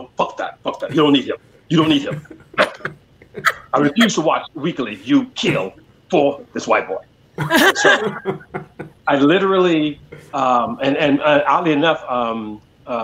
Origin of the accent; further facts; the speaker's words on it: Oakland, California, United States; I grew up in Oakland in the 70s